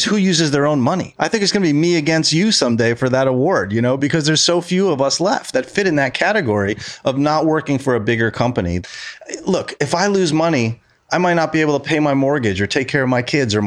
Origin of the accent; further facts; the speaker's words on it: Monticello, New York, United States; Monticello, where I grew up